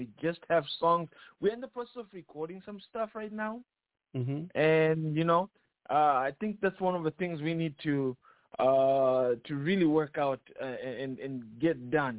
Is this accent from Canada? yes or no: no; Zambia; moved away as an adult; now in United States; I'm from Zambia